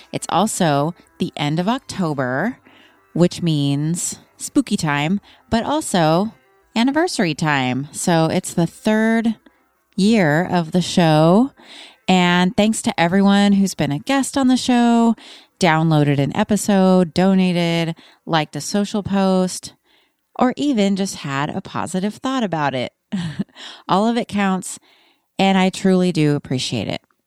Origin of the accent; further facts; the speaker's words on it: Austin, Texas, United States; I grew up in Austin